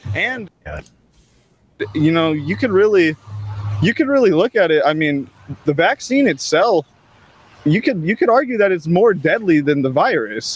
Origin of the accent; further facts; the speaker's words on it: California, United States; I'm from California, just not the area